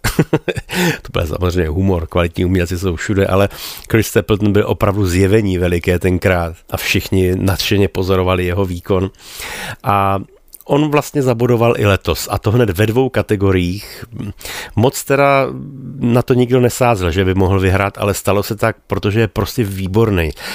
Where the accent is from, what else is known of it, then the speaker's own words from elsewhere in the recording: Bohemia, Czechia; u nás v Čechách